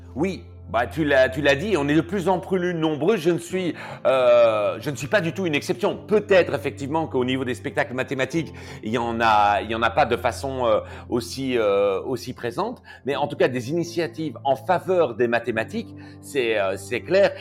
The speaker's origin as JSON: {"language": "French", "country": "Belgium", "accent": "Belgian", "said": "je suis belge"}